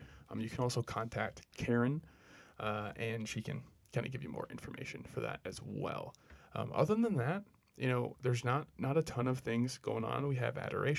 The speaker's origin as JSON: {"language": "English", "town": "Brainerd", "region": "Minnesota", "country": "United States", "tie": "born or raised there", "said": "Yeah, so growing up in Brainerd, you know, it's known now as like a good kind of Catholic town."}